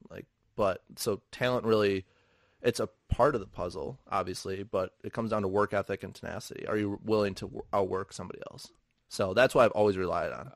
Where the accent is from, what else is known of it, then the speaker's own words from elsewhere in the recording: Milwaukee, Wisconsin, United States; I'm from Milwaukee. Like, rehabbing a building in Milwaukee with people that I know and interact with and grew up